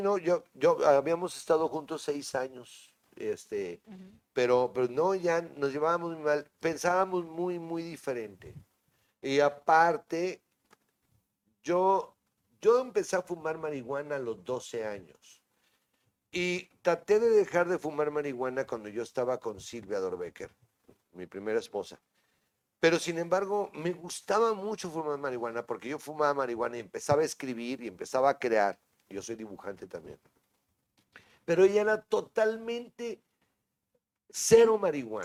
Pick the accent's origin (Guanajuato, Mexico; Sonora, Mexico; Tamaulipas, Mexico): Tamaulipas, Mexico; Tampico; Soy de Tampico